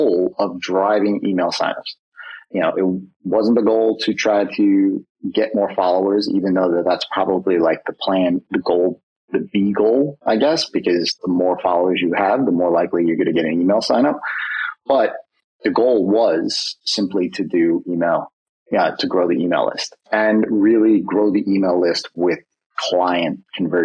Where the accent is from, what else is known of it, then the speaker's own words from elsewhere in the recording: New York, United States; I'm a New Yorker